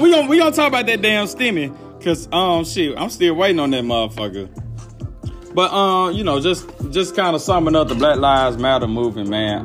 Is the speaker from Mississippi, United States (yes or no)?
yes; Alcorn, Mississippi, United States; I'm from Alcorn